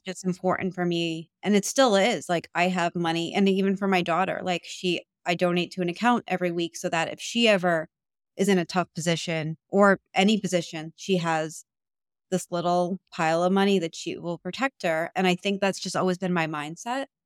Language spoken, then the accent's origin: English; New York, United States; I'm from New York, so it's, like, a very loud